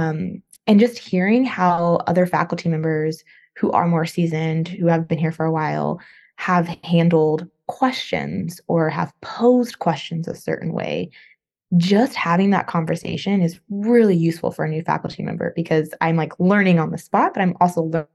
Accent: Northern California, United States; moved away as an adult; also born or lived in Los Angeles, California / Chapel Hill, North Carolina; now in Virginia, United States; I'm from California. Grew up there, Northern California, but then I also lived in Southern California for a while, in LA area

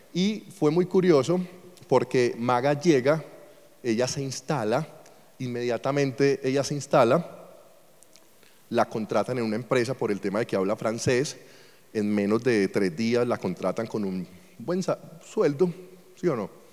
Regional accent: Colombia; moved away; also born or lived in Venezuela; Yo soy colombiano

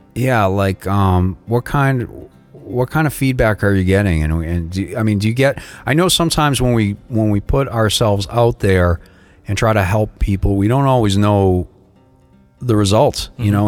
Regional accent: Boston, Massachusetts, United States; now in South Florida, United States; I'm from South Florida, originally from Boston

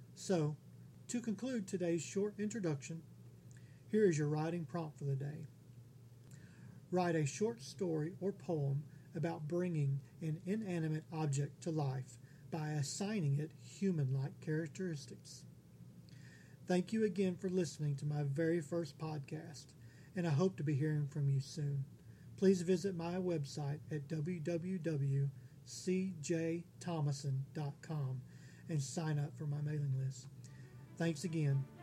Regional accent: Texas, United States; also born or lived in Honolulu, Hawaii; I was born in 1972 in Honolulu, Hawaii. At the age of two, my grandfather retired from the Air Force and moved us all back to Texas, where I've lived here ever since

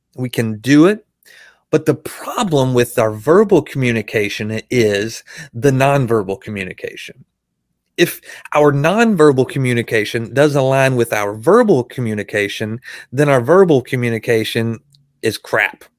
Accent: Arkansas, United States; I'm from Arkansas

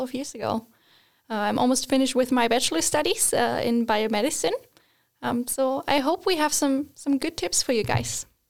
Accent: Germany; moved away as an adult; now in Sweden; I'm from Germany, just moving to Sweden

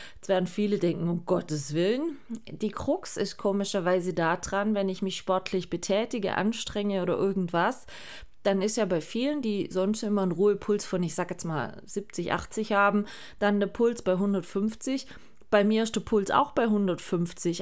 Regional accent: Germany; bei uns in Deutschland

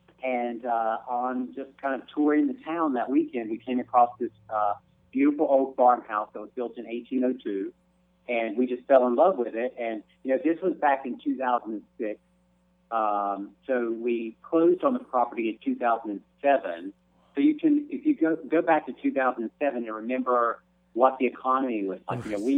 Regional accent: North Carolina, United States; moved away as an adult; also born or lived in New York City; I was a good Southern boy. I grew up in North Carolina. Evangelical.

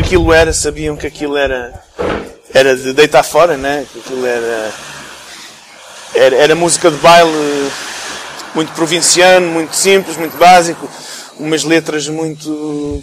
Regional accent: England, United Kingdom; also born or lived in Portugal / Texas, United States; now in Luxembourg; cresci na Inglaterra, vivi lá há 15 anos

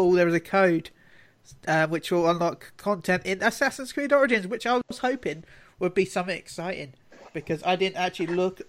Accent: London, United Kingdom; I was born in London, so.

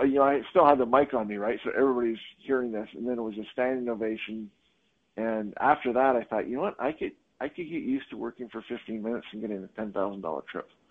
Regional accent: Canada; also born or lived in Hong Kong; now in United States; I'm Canadian

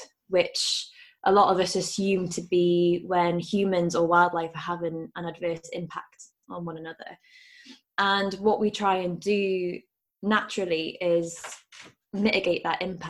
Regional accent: Newcastle upon Tyne, North East England, United Kingdom; I grew up in Newcastle

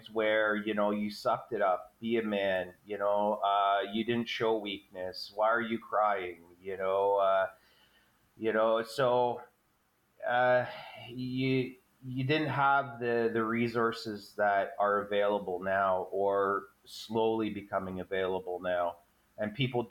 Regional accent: Fonthill, Ontario, Canada; I'm from the Niagara region, a little town called Fawn Hill. I basically grew up there.

